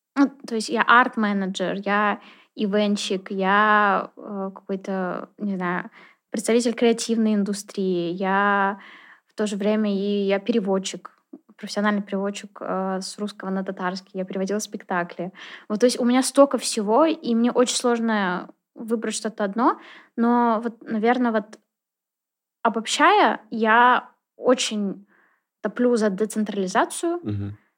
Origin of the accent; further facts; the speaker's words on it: Naberezhnye Chelny, Tatarstan, Russia; also born or lived in Kazan; человек, который родился, вырос э, в Челнах